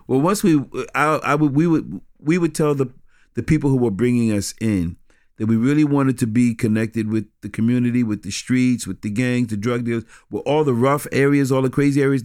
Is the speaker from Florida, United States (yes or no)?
no; New York City, New York, United States; growing up in New York City